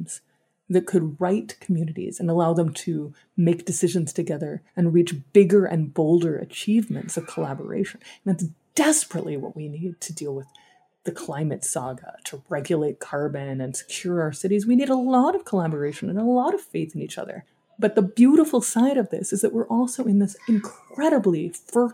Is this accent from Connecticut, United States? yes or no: no; Dallas, Texas, United States; I grew up in Dallas, Texas, where I currently live